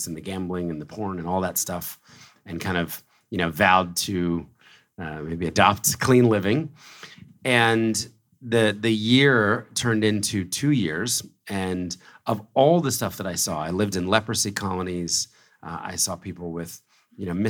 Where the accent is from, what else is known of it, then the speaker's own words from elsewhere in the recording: Philadelphia, Pennsylvania, United States; moved away as an adult; also born or lived in New York City; I was born in Philadelphia, raised in a very conservative Christian family